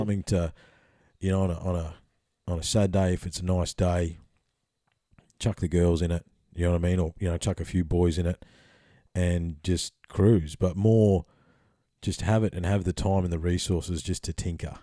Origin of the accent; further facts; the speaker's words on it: Bells Beach, Victoria, Australia; I grew up on Bell's Beach, um, in the summertime in Victoria